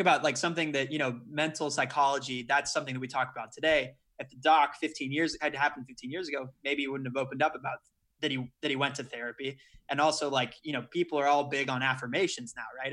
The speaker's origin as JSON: {"language": "English", "town": "Dallas", "region": "Texas", "country": "United States", "tie": "born or raised there", "said": "I'm from Dallas"}